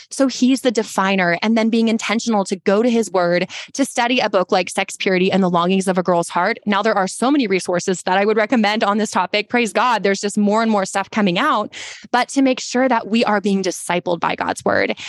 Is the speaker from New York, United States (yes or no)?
no; Texas, United States; we're also from Texas and we're very tall